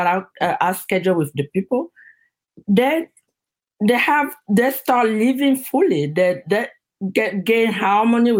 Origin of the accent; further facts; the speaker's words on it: Cameroon; moved away as an adult; now in United States; back in my country, in Cameroon. I'm originally from Cameroon